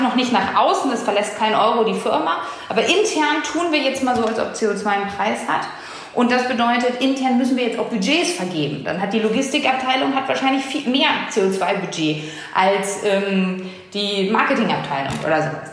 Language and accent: German; Hamburg, Germany; meine Heimatstadt Hamburg